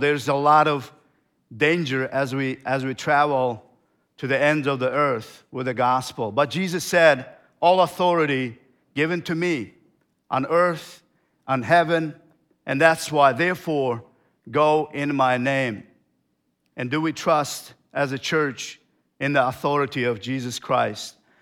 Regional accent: Turkmenistan; moved away; I came from Turkmenistan.

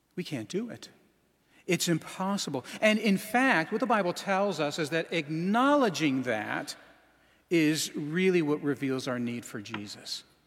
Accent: Alaska, United States; moved away; I'm from Alaska

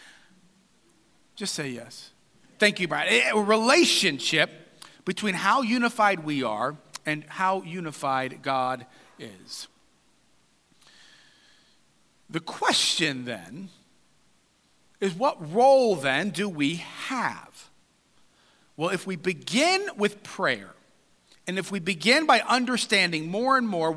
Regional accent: United States; we as good American individuals

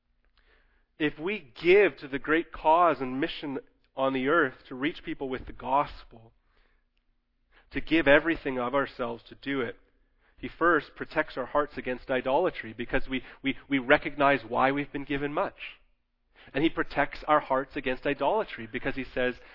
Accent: Canada; as Canadian Christians

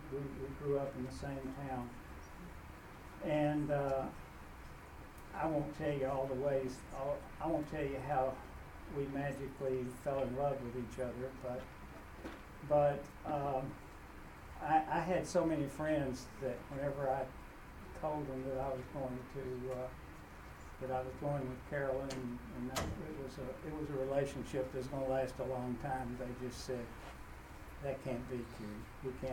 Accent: Waverly, Tennessee, United States; I grew up in Waverly, Tennessee. And in town, the, uh, the Protestants all were friendly with each other, and the Church of Christ was all somewhere

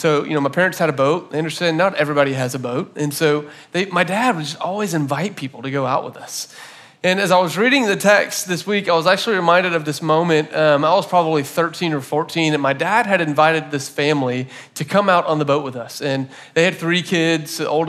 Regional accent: Florida, United States; my parents got a boat when I was in like second grade, and so I grew up in Florida

